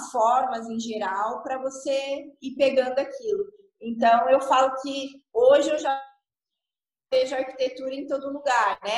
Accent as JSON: {"language": "Portuguese", "town": "Cascavel", "region": "Paraná", "country": "Brazil", "also_born_or_lived": "Curitiba", "moved": "as an adult", "lives_now": "Minas Gerais, Brazil", "said": "eu sou de Cascavel, Paraná. Depois eu, eu acabei fazendo minha faculdade lá em Cascavel."}